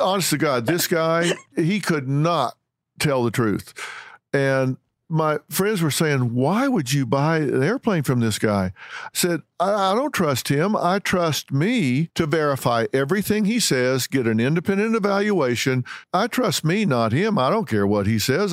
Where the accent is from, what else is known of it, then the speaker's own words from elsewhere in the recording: the South, United States; I was raised in the South, in Southern Baptists